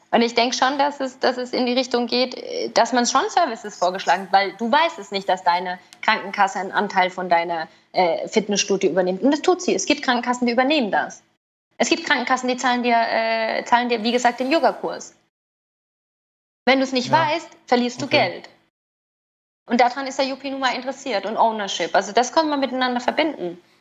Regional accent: Switzerland; Bei uns in der Schweiz zum Beispiel gibt es Telemedizin.

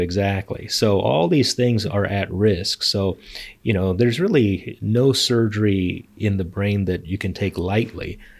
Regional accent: Los Angeles, California, United States; moved away as an adult; also born or lived in Chicago / Philadelphia / Bay Area; now in San Diego, United States; I was born in Chicago, but then mostly grew up in Los Angeles

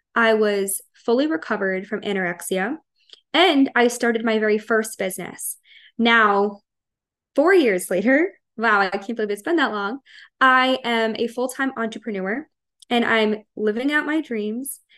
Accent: Long Island, New York, United States; I am from Long Island, New York, born and raised, haven't left.

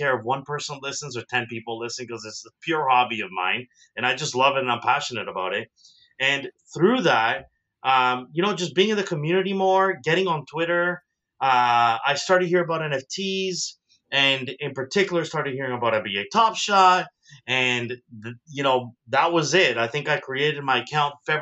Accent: Toronto, Ontario, Canada; also born or lived in South America; I am proudly from Toronto

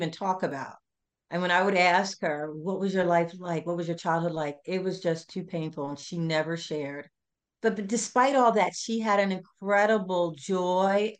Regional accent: Philadelphia, Pennsylvania, United States; I am actually originally from Philadelphia, so the city of brotherly love and sisterly affection

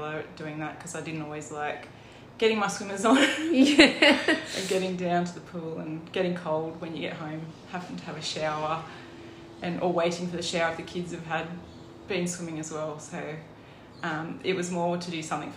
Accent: Muswellbrook, New South Wales, Australia; also born or lived in Penrith, New South Wales; I lived there till I was five. And then we moved to Musselbrook. Obviously with my family. And so I did all my schooling in Musselbrook

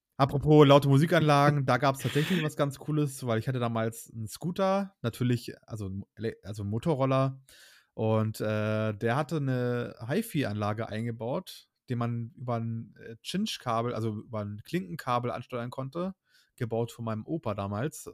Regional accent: Hamburg, Germany; moved away; wir kommen beide ursprünglich aus Hamburg eigentlich

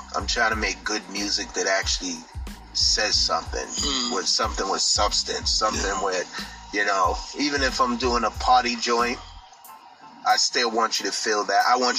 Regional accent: Boston, Massachusetts, United States; I'm from Mattapan. Born and raised.

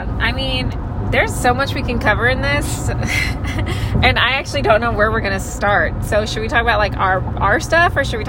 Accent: Texas, United States; I'm from Texas, actually.

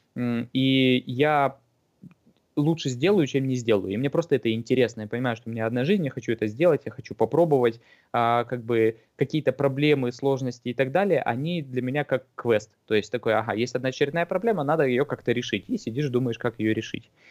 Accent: Irkutsk, Irkutsk Oblast, Russia; moved away as an adult; also born or lived in Moscow / Thailand; now in New Zealand; в России и в Иркутске, откуда я родом

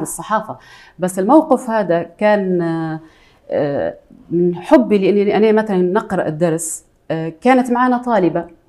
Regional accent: Tripoli, Tripoli District, Libya; accent: Libyan; انا آه، عراقيه الاصل ليبيه المنشا

